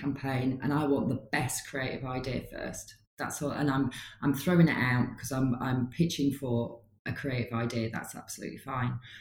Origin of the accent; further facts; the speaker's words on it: Newcastle upon Tyne, North East England, United Kingdom; now in Leeds, United Kingdom; I'm a Geordie, but I live in Leeds